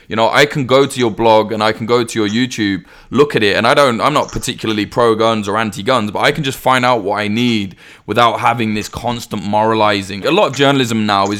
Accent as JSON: {"language": "English", "country": "United Kingdom", "said": "as a Brit"}